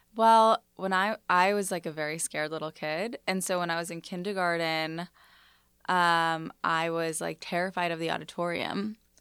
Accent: New York City, New York, United States; also born or lived in Los Angeles; I grew up in Bayside, Astoria

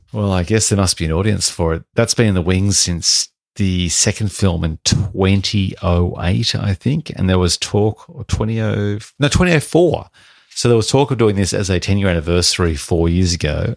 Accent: Australia; We're Australian

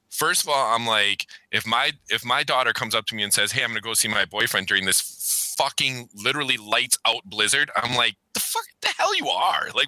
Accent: Wisconsin, United States; I grew up in Wisconsin

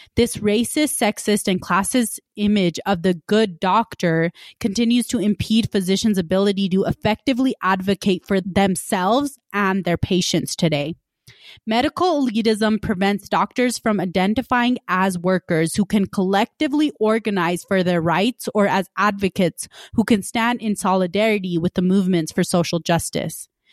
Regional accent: West Valley City, Utah, United States; also born or lived in Punjab / Salt Lake City, Utah; I immigrated from Punjab, when I was three years old and grew up in West Valley

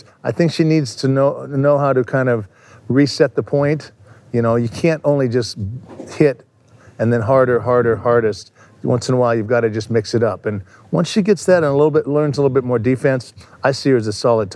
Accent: Los Angeles, California, United States; I grew up in the San Fernando Valley. That's about 10 miles from here

